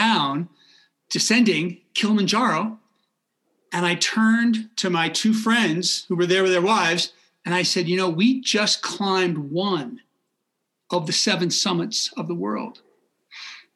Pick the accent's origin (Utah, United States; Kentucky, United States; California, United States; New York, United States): California, United States; Marin County, Northern; moved away as an adult; now in Boulder, United States; I was born and raised in Northern California, just north of San Francisco in Marin County.